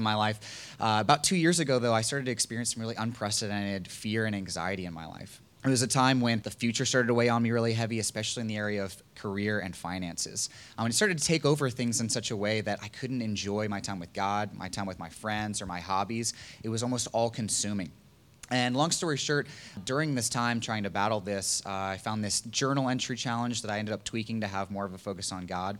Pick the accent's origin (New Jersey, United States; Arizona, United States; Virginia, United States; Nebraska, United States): Virginia, United States; Virginia Beach; moved away; I'm from Virginia Beach